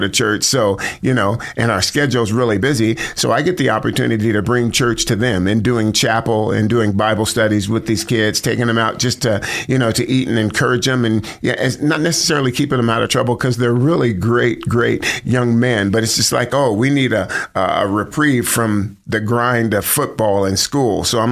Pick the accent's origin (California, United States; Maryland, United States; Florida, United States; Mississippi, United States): California, United States; Sacramento; moved away as an adult; also born or lived in Monterey, California / Idaho; now in Boise, United States; I grew up mostly in Sacramento, like junior high school and then high school